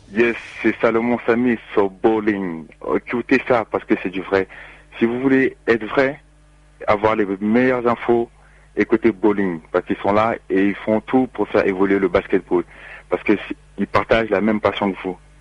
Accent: France; now in Gap, France; on est français.

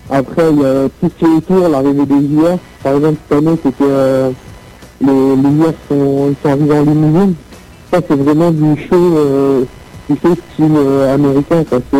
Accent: Paris, Île-de-France, France; born there; je suis né à Paris, j'habite à Eternel, dans le 51, dans la Marne

